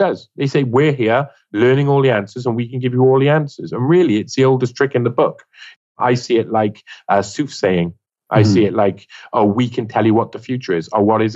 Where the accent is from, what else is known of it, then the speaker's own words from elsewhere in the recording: Wales, United Kingdom; I'm a Welshman.